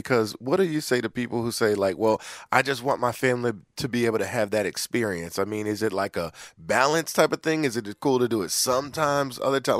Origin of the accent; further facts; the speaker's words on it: Philadelphia, Pennsylvania, United States; where I'm from, Tom, listen, I'm from North Philly, not the prettiest section of town.